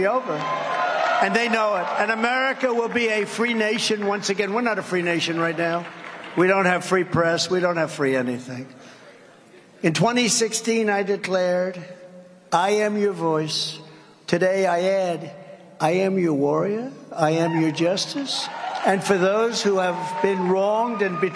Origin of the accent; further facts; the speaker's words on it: New York, United States; I was from New York